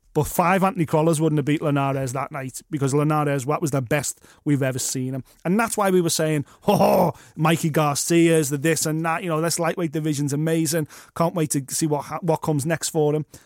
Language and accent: English; United Kingdom; As a British fight fan